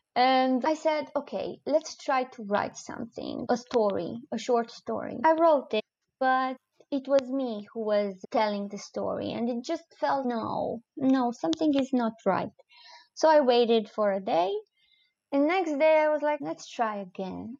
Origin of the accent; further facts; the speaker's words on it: Romania; English is a second language; moved away as an adult; also born or lived in Cluj-Napoca, Romania; now in Breda, Netherlands; I didn't want to leave Romania. It has never crossed my mind that I will uh, leave uh, my home country